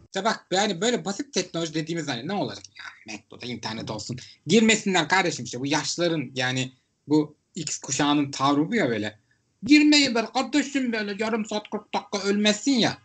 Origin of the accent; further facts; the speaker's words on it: Istanbul, Turkey; ben İstanbullu olarak